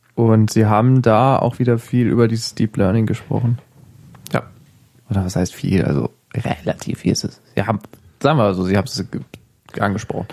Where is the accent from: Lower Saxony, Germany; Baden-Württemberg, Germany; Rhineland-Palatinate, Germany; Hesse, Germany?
Hesse, Germany; ich bin in Hessen aufgewachsen